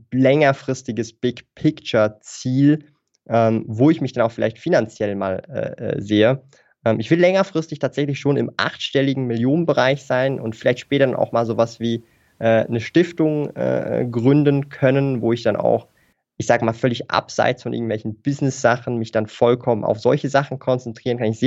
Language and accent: German; Switzerland; accent: Swiss; ich weiß nicht, hört man meinen Akzent? So den Schweizer Akzent?